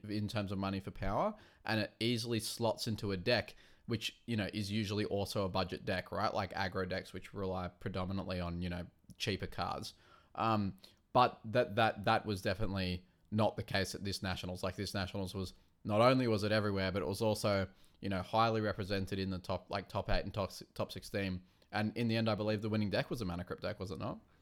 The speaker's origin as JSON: {"language": "English", "town": "Wollongong", "region": "New South Wales", "country": "Australia", "said": "I come from Wollongong"}